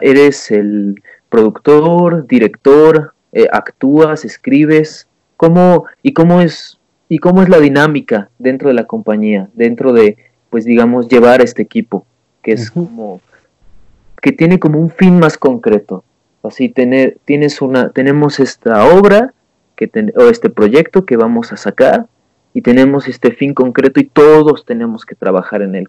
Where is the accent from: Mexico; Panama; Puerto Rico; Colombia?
Mexico; como buen mexicano que soy